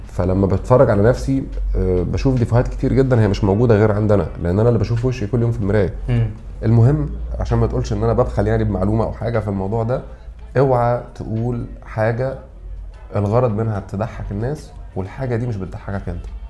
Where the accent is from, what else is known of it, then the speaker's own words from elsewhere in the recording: Egypt; عندنا في مصر